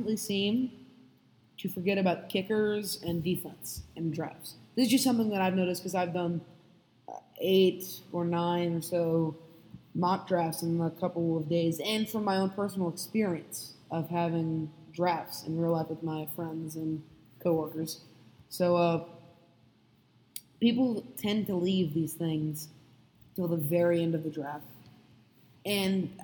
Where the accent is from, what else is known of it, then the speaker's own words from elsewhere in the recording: New Orleans, Louisiana, United States; I'm from New Orleans, I'm a Saints fan